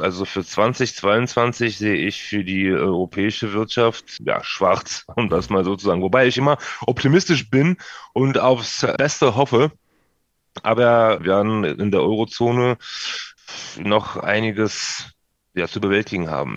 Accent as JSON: {"language": "German", "town": "Odesa", "region": "Odesa Oblast", "country": "Ukraine", "moved": "yes", "said": "Odessa beispielsweise, da wo ich herkomme"}